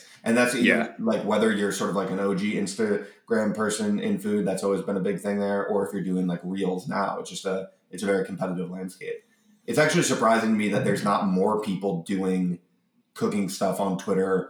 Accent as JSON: {"language": "English", "town": "Cleveland", "region": "Ohio", "country": "United States", "tie": "born or raised there", "said": "I grew up in Cleveland in the 90s"}